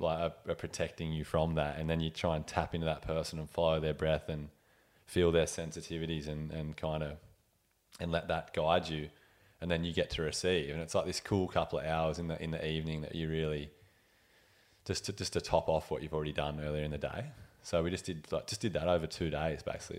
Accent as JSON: {"language": "English", "town": "Ulladulla", "region": "New South Wales", "country": "Australia", "tie": "born or raised there", "said": "was born in Milton Hospital there, like next to Ulladulla, 1989."}